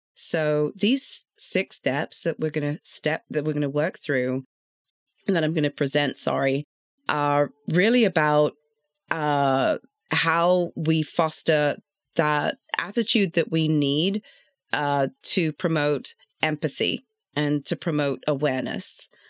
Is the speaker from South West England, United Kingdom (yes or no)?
no; London, United Kingdom; now in Atlanta, United States; I grew up in London, born and bred in London